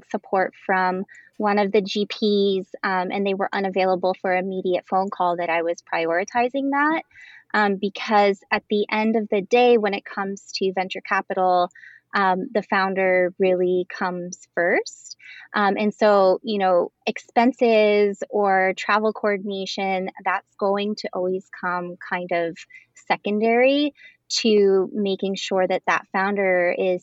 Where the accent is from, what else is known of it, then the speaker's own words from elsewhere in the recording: Midwest, United States; I'm from the Midwest